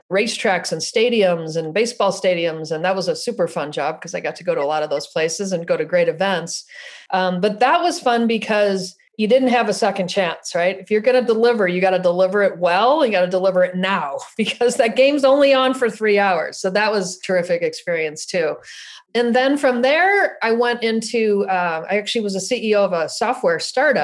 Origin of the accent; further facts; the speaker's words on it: Buffalo, New York, United States; now in San Luis Obispo, United States; I was born in Buffalo, New York